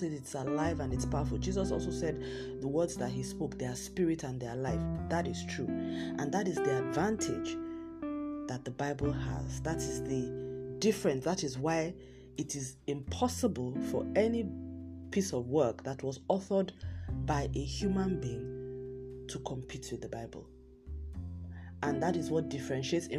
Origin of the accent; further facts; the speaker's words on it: Southwest Nigeria, Nigeria; in my home country, Nigeria, in parts of Nigeria, in the southwest part of Nigeria, where I come from